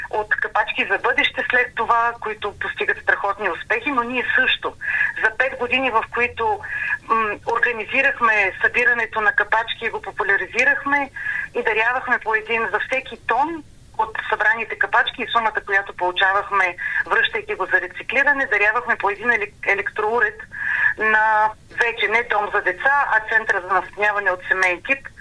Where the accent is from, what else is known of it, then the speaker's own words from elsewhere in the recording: Plovdiv, Plovdiv Province, Bulgaria; moved away as an adult; now in Sofia, Bulgaria; столичанка в повече, аз съм от Пловдив и живея вече 16 години и повече в София.